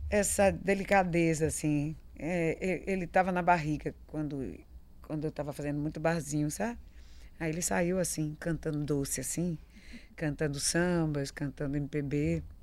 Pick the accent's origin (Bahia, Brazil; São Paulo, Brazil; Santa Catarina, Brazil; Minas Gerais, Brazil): Bahia, Brazil; Isso já é um peso, já é uma responsabilidade muito grande. Sendo baiano, ainda mais, né?